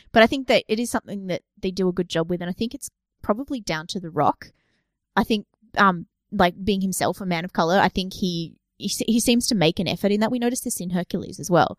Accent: Australia; we've got a bit of a cultural history here

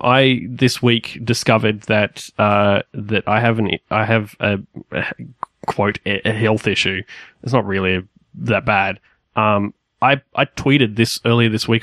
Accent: Australia; we are Australian

